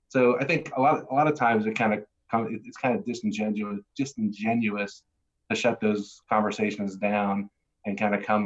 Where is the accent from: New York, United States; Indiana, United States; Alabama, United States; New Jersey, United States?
New Jersey, United States; born or raised there